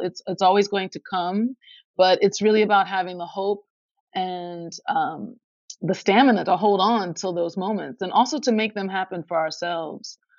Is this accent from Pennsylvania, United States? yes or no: yes; Philadelphia, Pennsylvania, United States; my hometown of Philadelphia